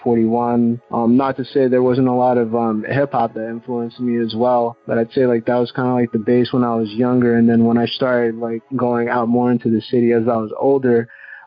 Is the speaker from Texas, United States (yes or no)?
no; South Floral Park, New York, United States; I'm from South Floral Park, the town in Long Island, New York